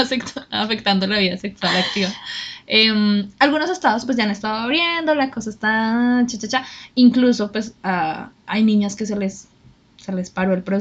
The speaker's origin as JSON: {"language": "Spanish", "country": "Colombia", "said": "bueno, nosotros somos de Colombia"}